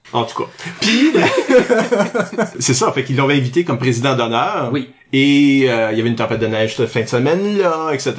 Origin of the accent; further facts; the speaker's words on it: Canada; en tant qu'Acadien